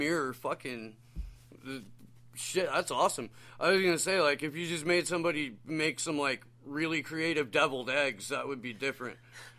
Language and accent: English; Midwest, United States; I grew up in the Midwest, but I have a lot of connections to New York.